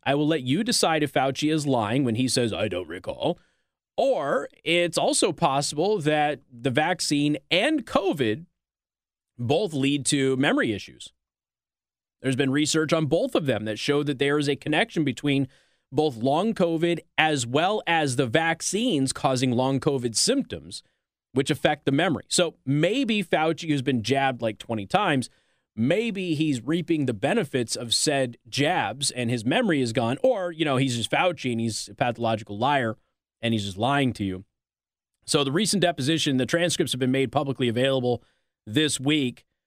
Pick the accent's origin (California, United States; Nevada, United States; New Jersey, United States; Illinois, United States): Nevada, United States; Clark County School District; I'm from Clark County School District